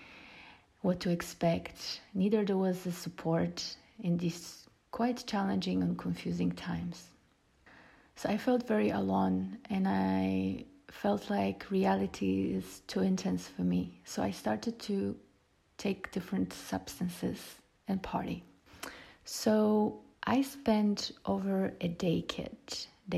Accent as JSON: {"language": "English", "country": "Poland", "tie": "born or raised there", "moved": "yes", "lives_now": "Ibiza, Spain", "said": "I was born in Poland when Poland was still a communistic country"}